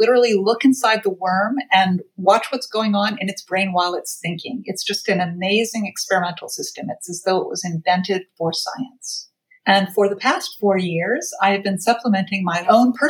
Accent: Athens, Georgia, United States; moved away as an adult; also born or lived in Boston, Massachusetts / San Francisco, California; now in New York, United States; I grew up in Athens, Georgia, and went to the University of Georgia

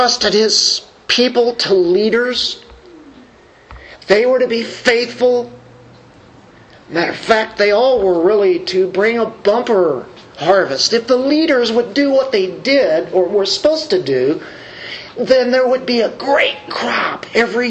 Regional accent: United States; we do here in America as American Christians

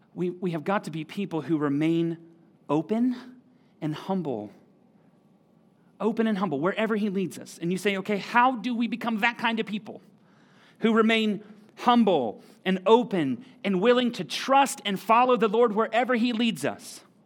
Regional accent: United States; we're American

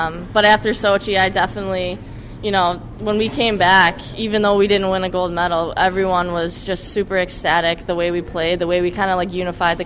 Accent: United States; us as American players

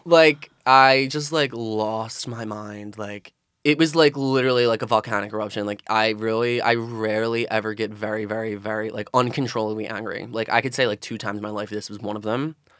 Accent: Philadelphia, Pennsylvania, United States; I'm from South Philadelphia, grew up, born and raised.

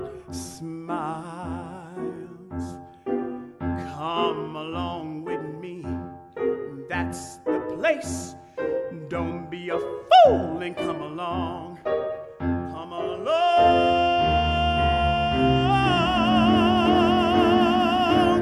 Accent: Charleston, South Carolina, United States; I'm from Charleston, that area, the Gullah folks

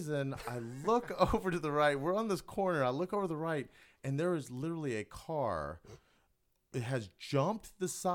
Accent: Sherman, Texas, United States; also born or lived in Detroit; I grew up in Sherman, Texas.

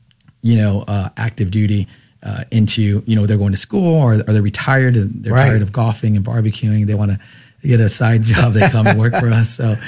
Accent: San Antonio, Texas, United States; I grew up here in San Antonio, Texas, with a devout Catholic family. I have six brothers, one sister. So it's a big old family here in San Antonio.

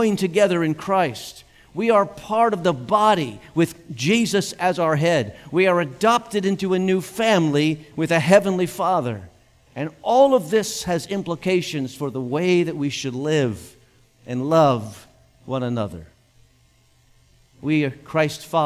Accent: United States; I feel blessed to have been born in this nation.

